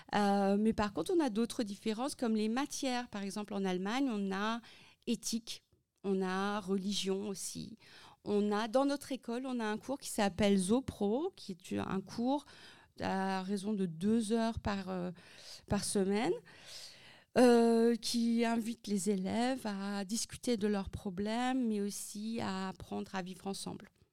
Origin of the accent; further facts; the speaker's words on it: Centre-Val de Loire, France; now in Germany; je suis aussi née en France et j'étais dans une école euh, française euh, dans le Loiret